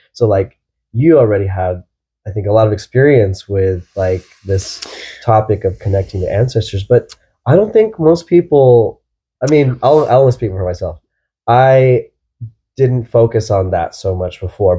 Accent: Texas, United States; I'm from Texas

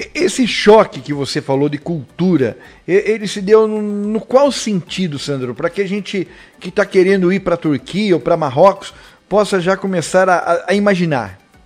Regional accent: Brazil

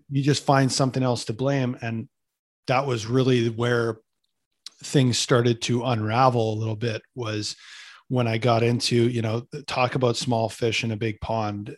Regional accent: Canada; I'm a Canadian kid

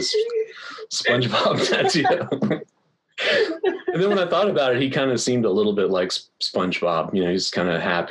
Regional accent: Pensacola, Florida, United States; moved away; also born or lived in Los Angeles; I grew up in Pensacola, Florida, which is a Navy town. My dad was a drill instructor, and so I kind of grew up on the base

